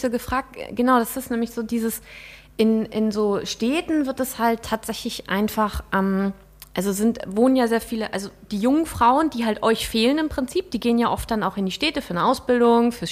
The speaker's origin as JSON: {"language": "German", "town": "Rendsburg", "region": "Schleswig-Holstein", "country": "Germany", "said": "ich komme ja aus Rendsburg"}